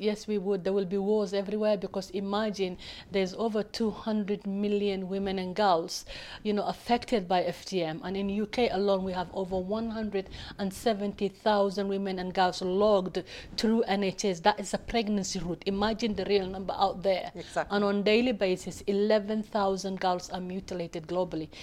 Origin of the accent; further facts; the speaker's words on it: Somalia; now in United Kingdom; I come from Somalia